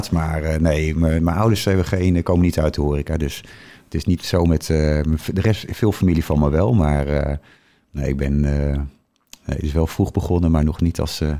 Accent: Harderwijk, Gelderland, Netherlands; born there

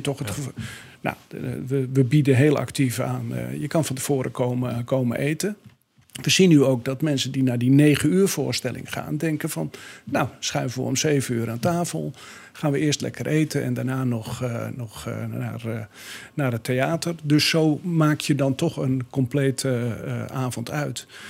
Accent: Breezand, North Holland, Netherlands; moved away as an adult; now in Alkmaar, Netherlands; van oorsprong kom ik uit de kop van Noord-Holland, nabij Den Helder, uit het mooie dorp Brezand, bekend eh, om de bloembollen

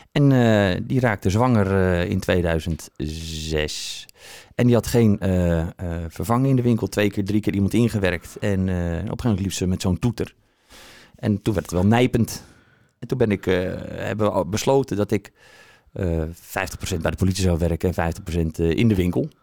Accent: Aerdenhout, North Holland, Netherlands; moved away as an adult; also born or lived in Haarlem; now in Alkmaar, Netherlands; Geboren in Aardenhout.

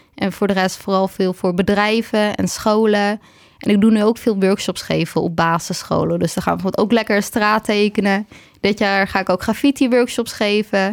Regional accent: Waarland, North Holland, Netherlands; moved away as an adult; now in Heerhugowaard, Netherlands; ik kom uit Waarland, maar ik woon nu in Herengewaard.

